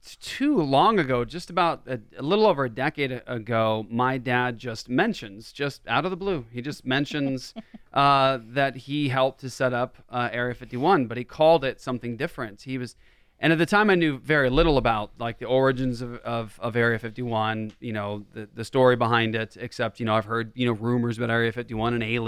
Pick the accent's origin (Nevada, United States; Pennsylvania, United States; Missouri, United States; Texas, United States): Nevada, United States; Las Vegas; born there; I was born in Las Vegas in 1978 at Nellis Air Force Base. My dad was in the Air Force, and that's where we were stationed for a long time.